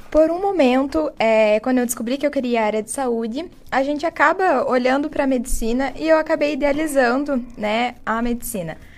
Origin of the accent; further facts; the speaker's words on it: Jaguaraíva, Paraná, Brazil; moved away as an adult; now in Ponta Grossa, Brazil; vim lá de Jaguaraíva